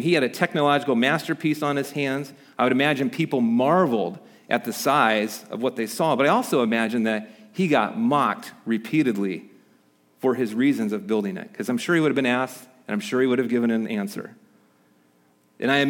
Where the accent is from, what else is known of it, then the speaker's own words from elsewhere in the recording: Midwest, United States; moved away; where I grew up in the Midwest